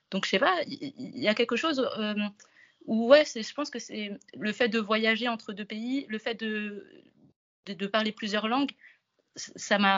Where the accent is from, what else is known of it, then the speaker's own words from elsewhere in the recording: Comoros; first language Comorian; French is a second language; also born or lived in France; je suis d'origine comorienne, je suis née en France. Et à partir de six mois, j'ai fait pas mal d'allers-retours entre la France et les Comores. Du coup, toute mon éducation finalement primaire, je l'ai reçue aux Comores.